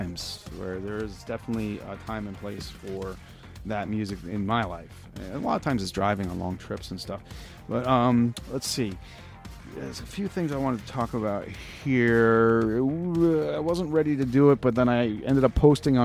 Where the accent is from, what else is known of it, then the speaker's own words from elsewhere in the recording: Long Island, New York, United States; I grew up with him on Long Island